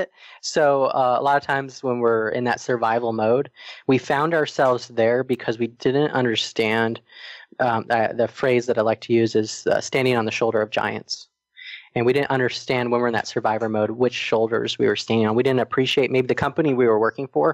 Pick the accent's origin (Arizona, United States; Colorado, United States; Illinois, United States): Arizona, United States; moved away as an adult; also born or lived in Atlanta, Georgia; we met in high school and we're actually both from Arizona